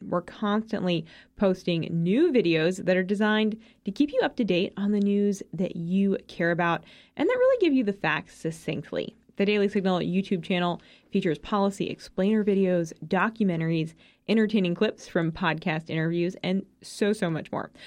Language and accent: English; Massachusetts, United States; My home state of Massachusetts